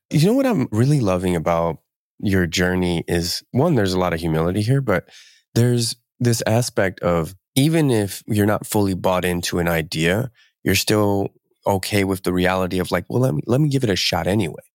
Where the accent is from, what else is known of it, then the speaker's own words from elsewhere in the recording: Camden, New Jersey, United States; now in West Coast, United States; I grew up in Camden. I was, I'm, I wasn't born there, but I was, I spent, I think we moved there when I was, like, five